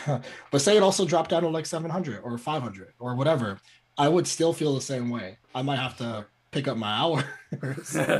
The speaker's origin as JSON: {"language": "English", "town": "New York City", "region": "New York", "country": "United States", "also_born_or_lived": "DC area", "moved": "as an adult", "lives_now": "Washington DC area, United States", "said": "I'm from New York"}